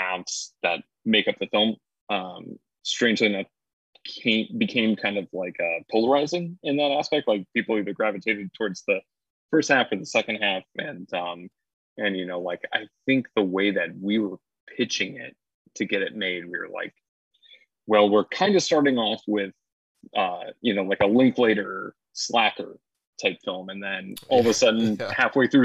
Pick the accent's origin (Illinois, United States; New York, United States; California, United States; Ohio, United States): Illinois, United States; Rock Falls / Sterling area; moved away as an adult; also born or lived in Florida; I came back to my hometown, and I was visiting family and stuff